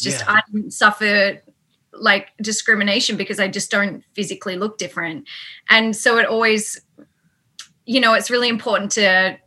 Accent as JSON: {"language": "English", "town": "Sydney", "region": "New South Wales", "country": "Australia", "tie": "born or raised there", "said": "I grew up in the burbs of Sydney"}